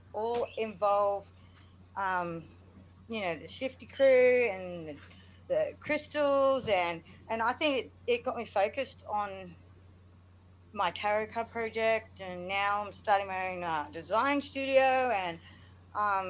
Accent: Australia; I'm from Australia

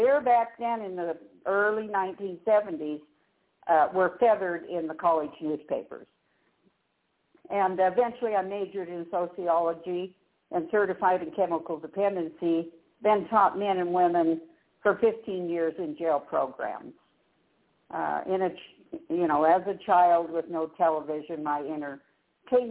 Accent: Denver, Colorado, United States; moved away as an adult; also born or lived in Northern California; I was born and raised in Denver and then lived in Northern California for 34 years

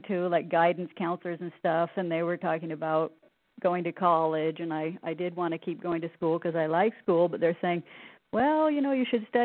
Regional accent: the Northwest, Pacific Northwest, United States; I grew up in the Northwest, in the mountains.

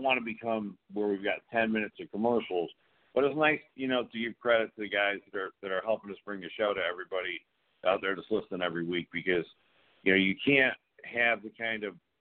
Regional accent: the North, United States; now in the South, United States; I'm from the North

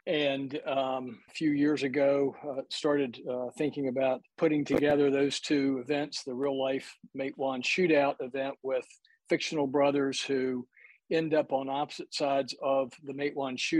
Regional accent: Virginia coal fields, United States; I grew up in the coal fields, but I grew up on the Virginia side of the West Virginia-Virginia line.

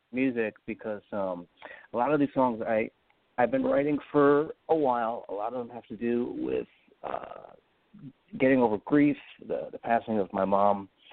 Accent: New York, United States; I grew up in New York

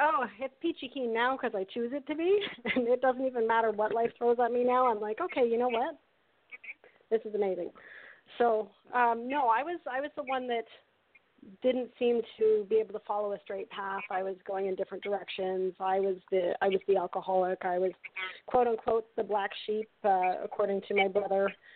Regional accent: Canada; I'm from Canada

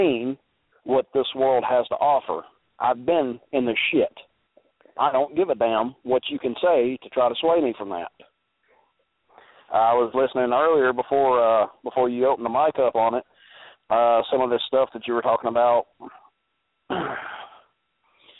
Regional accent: Alabama, United States; I'm from Alabama

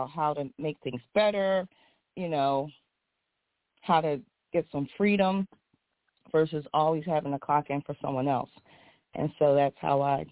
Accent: Philadelphia, Pennsylvania, United States; moved away as an adult; now in West Coast, United States; I'm a girl from Philly, North Philly, you know, grew up in Philadelphia. I'm now on the West Coast

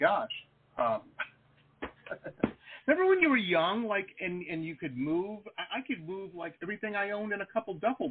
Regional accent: Detroit, Michigan, United States; I grew up in Detroit

